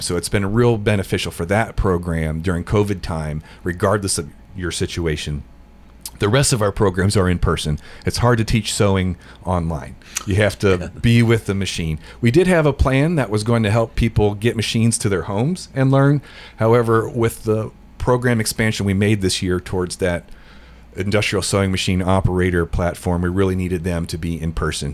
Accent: Cincinnati, Ohio, United States; moved away as an adult; now in Middle Tennessee, United States; I was born in the Cincinnati area, lived there till I was about 20 years old

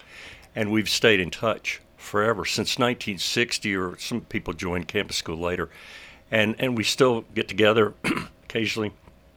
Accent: Murfreesboro, Tennessee, United States; also born or lived in Nashville, Tennessee / Philadelphia / Paris; I was born in Nashville, and my parents moved to Murfreesboro. My dad got a job at teaching at MTSU. This was in 1960

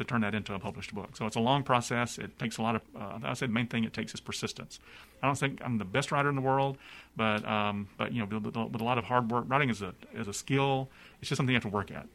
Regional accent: Gadsden, Alabama, United States; I grew up in Alabama, like you said. Went to high school in Gadsden, Alabama. I'm from native of Gadsden

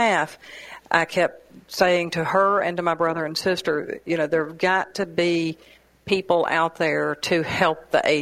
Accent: Hermitage, Tennessee, United States; now in Murfreesboro, United States; Originally from Hermitage.

